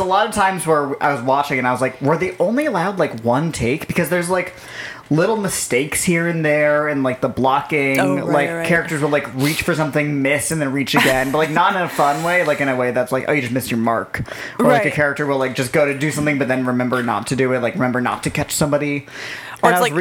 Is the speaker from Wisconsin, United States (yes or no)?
no; New Jersey, United States; my hometown in New Jersey